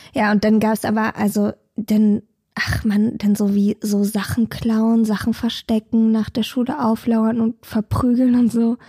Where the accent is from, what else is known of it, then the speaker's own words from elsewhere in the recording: Berlin, Germany; Ich bin in Hellersdorf aufgewachsen